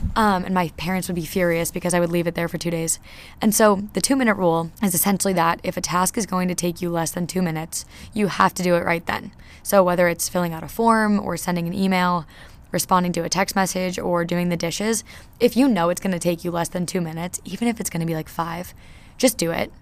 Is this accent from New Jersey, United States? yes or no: yes; New Jersey, United States; now in Nashville, United States; I'm from New Jersey